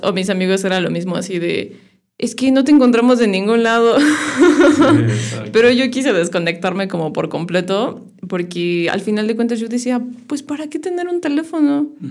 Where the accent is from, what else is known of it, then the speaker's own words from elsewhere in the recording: Irapuato, Guanajuato, Mexico; Nací en Irapuato. Este, mis papás son de San Luis. Mucho tiempo antes migraron a Irapuato, como unos 20 años. Y yo crecí ahí.